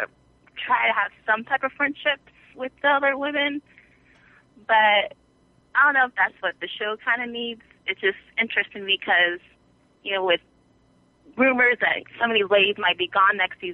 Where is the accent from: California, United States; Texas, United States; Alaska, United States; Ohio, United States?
Alaska, United States; Juneau; Hi, this is … from Juneau, Alaska.